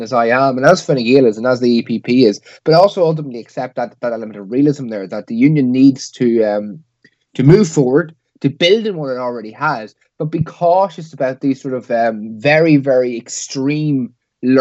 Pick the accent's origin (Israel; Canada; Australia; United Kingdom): United Kingdom; Northern Ireland; growing up in Northern Ireland